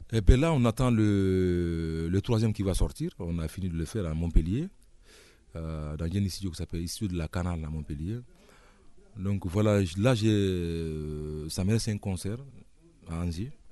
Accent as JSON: {"language": "French", "town": "Koundara", "region": "Boké Region", "country": "Guinea", "tie": "born or raised there", "also_born_or_lived": "Conakry, Guinea", "moved": "yes", "said": "je suis né à Koundara. Euh, voilà, c'est vers la frontière du Sénégal"}